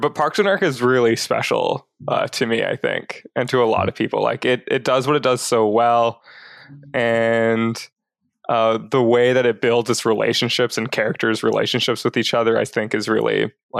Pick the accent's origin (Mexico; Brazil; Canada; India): Brazil; born there; And so I was born in Brazil because my parents were like serving overseas with what was then called MBMSI.